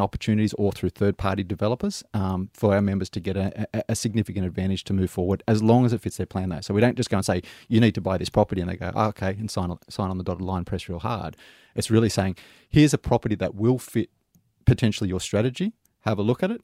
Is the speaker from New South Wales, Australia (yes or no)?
yes; Sydney, New South Wales, Australia; now in Melbourne, Australia; I'm originally from Sydney, so I'm, oh, yeah? I'm, an old Sydney boy, but I've been in Melbourne since 2001